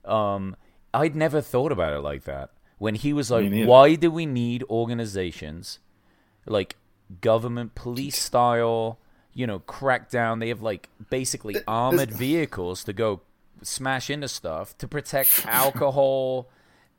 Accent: England, United Kingdom; now in United States; I came from England

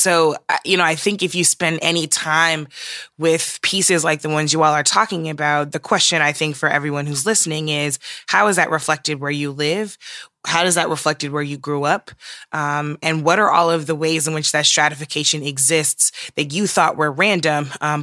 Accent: St. Louis, Missouri, United States; my hometown of St. Louis.

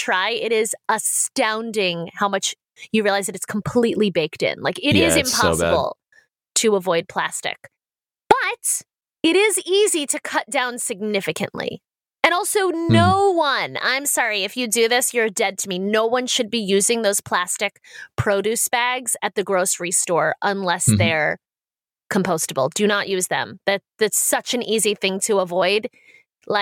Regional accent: United States; as an American

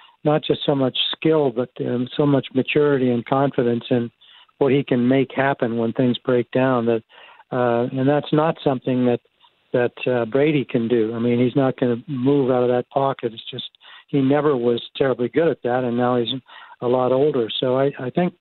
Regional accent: Canada; moved away as an adult; also born or lived in Toronto; now in United States; I grew up here in Canada

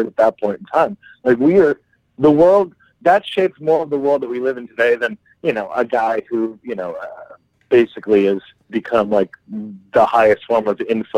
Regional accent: United States; moved away; also born or lived in Rome, Italy; being an American living in Europe at the time during the Bush administration.

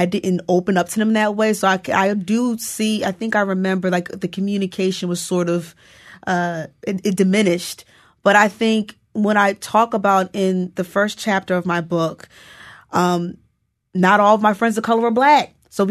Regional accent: New Jersey, United States; I came from New Jersey and I knew that like part of the reason why Harlem seemed attractive to me because it seemed safer

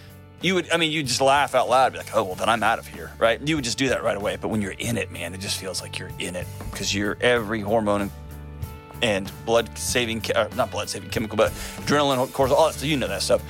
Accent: United States; also born or lived in Tennessee; I'm from Texas and Tennessee

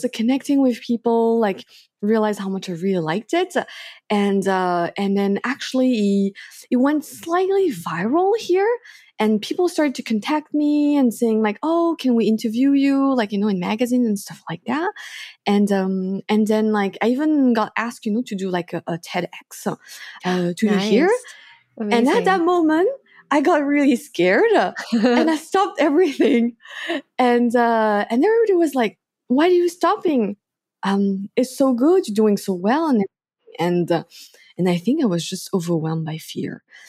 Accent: France; So I was born in France. And then, yeah, I grew up there like pretty much my whole life. But I also lived in different countries because my parents were moving around a lot.

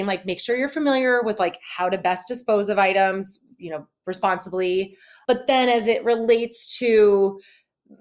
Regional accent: Midwest, United States; We grew up in the Midwest

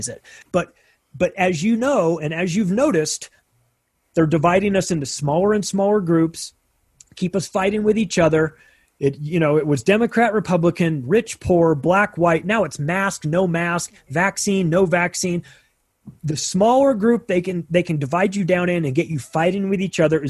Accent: United States; I'm an American

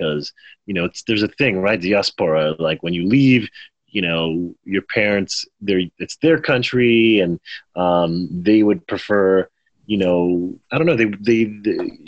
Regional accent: Miami, Florida, United States; also born or lived in Port-au-Prince, Haiti / Queens, New York / Orlando, Florida; Moved to the U.S. when I was 6 years old, moved to New York, Queens Boulevard, and then grew up in Florida

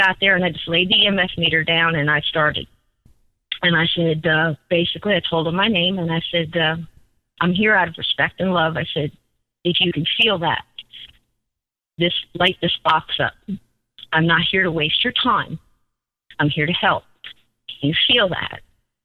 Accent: New Jersey, United States; I was born in New Jersey.

